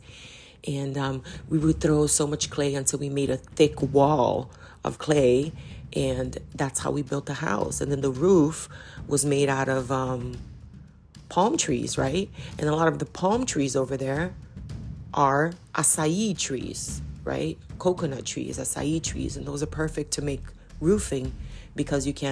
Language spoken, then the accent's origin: English; Belém, Pará, Brazil; I am Brazilian and I come specifically from Belém do Pará. It's in the state of Pará